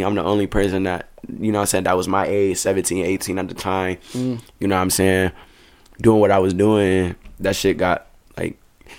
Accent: Grand Rapids, Michigan, United States; born or raised there; also born or lived in Kentwood, Michigan

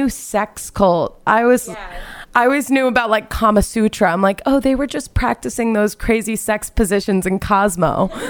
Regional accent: West Coast, United States; growing up on the West Coast, I never went to the big Northeast camps

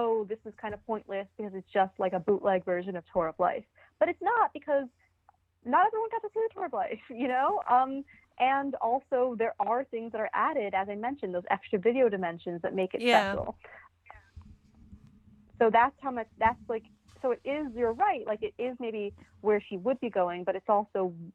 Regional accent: New York, United States; I'm Jewish from New York

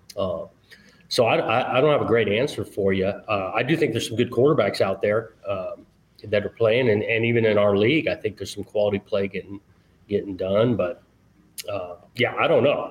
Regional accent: Southern California, United States; moved away as an adult; also born or lived in Pacific Northwest; now in Oregon, United States; growing up in Southern California

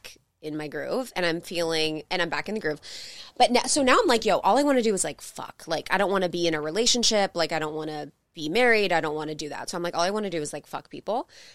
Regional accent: Ohio, United States; where I grew up in Ohio

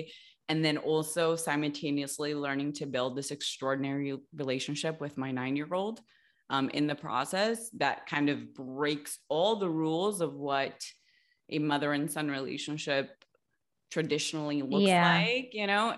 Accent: Los Angeles, California, United States; Grew up in LA.

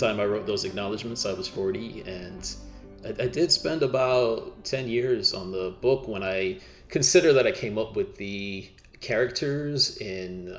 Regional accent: Miami, Florida, United States; moved away as an adult; also born or lived in Minneapolis; I grew up in Miami, like Trelawney, my main character

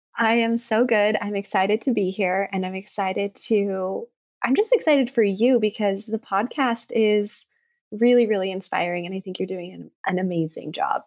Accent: Reno, Nevada, United States; I grew up in Reno, Nevada, and I grew up actually kind of in the country, um, like, outside of town.

